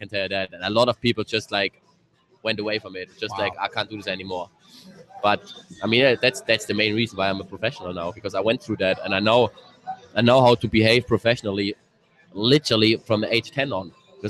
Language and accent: English; Thuringia, Germany; English is a second language; My biggest hero was a goalkeeper out of my hometown, Robert Enke. He was a national goalkeeper in Germany.